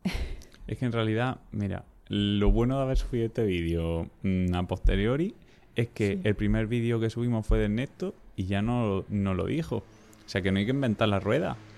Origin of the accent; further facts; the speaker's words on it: Almería, Andalusia, Spain; soy de Almería